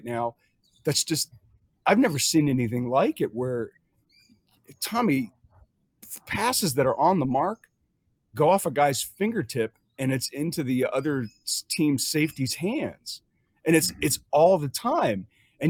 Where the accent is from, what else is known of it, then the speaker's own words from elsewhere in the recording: Cincinnati, Ohio, United States; I was born in Cincinnati